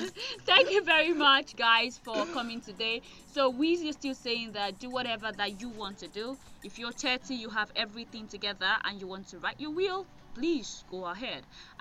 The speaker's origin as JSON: {"language": "English", "country": "Nigeria", "said": "I am a Nigerian lady"}